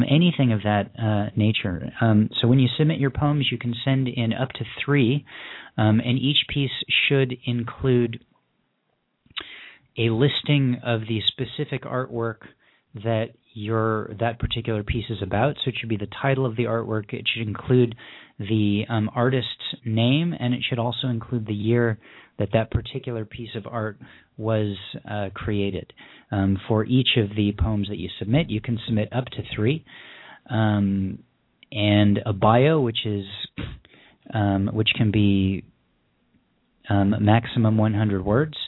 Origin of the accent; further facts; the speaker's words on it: Southern California, United States; I'm from Southern California